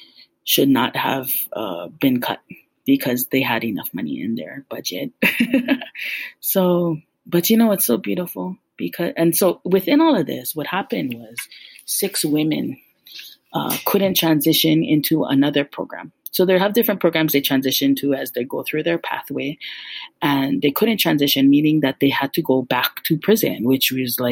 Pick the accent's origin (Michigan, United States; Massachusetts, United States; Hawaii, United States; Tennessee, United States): Hawaii, United States; Hilo; moved away as an adult; now in Oahu, United States; I grew up actually in Hilo on the island of Hawaii